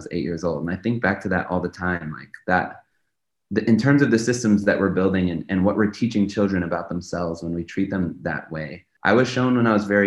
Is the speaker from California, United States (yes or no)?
yes; Los Angeles, California, United States; I grew up in Los Angeles during the zero tolerance era of policing